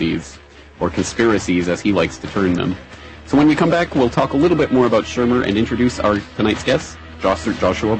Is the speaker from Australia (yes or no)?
no; Calgary, Alberta, Canada; Calgary, Alberta, Canada, my hometown